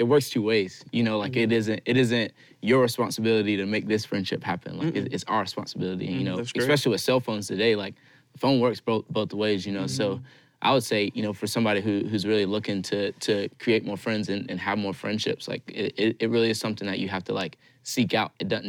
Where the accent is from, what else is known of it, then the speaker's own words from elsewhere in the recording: Colombia; now in Anderson, United States; I grew up in Colombia. I now live here in Anderson, so, like, all my family's in Colombia